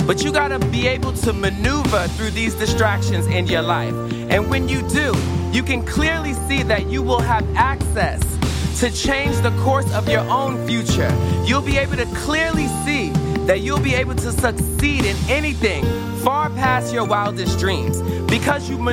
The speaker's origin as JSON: {"language": "English", "town": "New York City", "region": "New York", "country": "United States", "said": "I'm from Flatbush"}